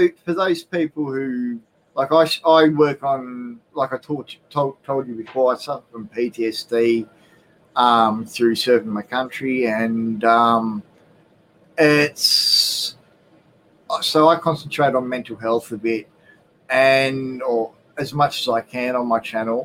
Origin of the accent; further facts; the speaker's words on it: Australia; Being Australian